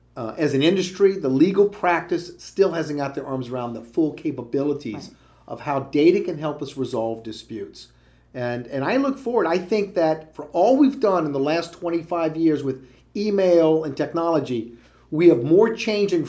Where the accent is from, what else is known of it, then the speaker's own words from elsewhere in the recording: Louisiana, United States; moved away; I was raised and all of my formative years were in Louisiana